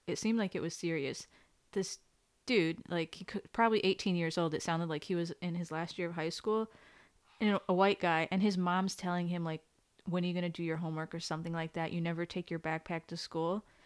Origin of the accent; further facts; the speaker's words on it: Connecticut, United States; growing up in Connecticut